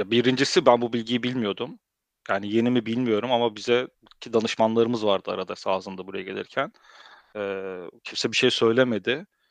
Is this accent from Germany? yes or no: yes; Germany; also born or lived in Turkey; now in Netherlands; Almanya'da doğup büyüdüm